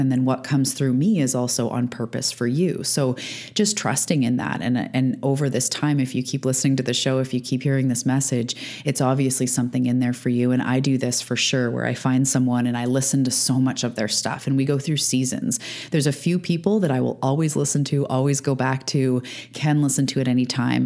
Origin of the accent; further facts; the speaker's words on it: Canada; also born or lived in Vancouver Island, British Columbia; I'm a Canadian living on the west coast of Canada on Vancouver Island.